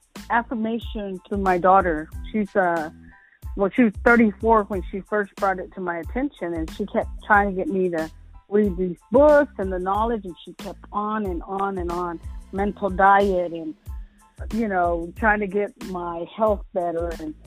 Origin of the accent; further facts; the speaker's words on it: Texas, United States; I'm from Texas.